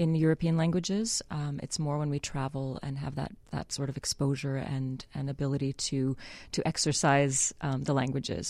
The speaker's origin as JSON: {"language": "English", "town": "Winnipeg", "region": "Manitoba", "country": "Canada", "moved": "yes", "said": "I'm Canadian from Winnipeg"}